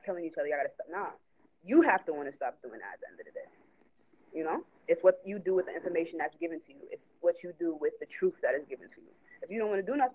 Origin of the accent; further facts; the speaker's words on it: New York, United States; I'm from New York